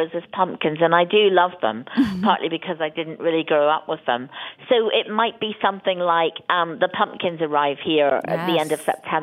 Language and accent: English; Ireland; I grew up in Ireland and we never traveled anywhere. I didn't leave Ireland until I was 16.